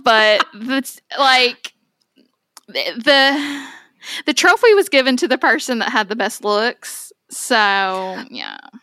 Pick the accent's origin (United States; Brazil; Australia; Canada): United States; Owensboro, Kentucky; Onsboro's where I'm from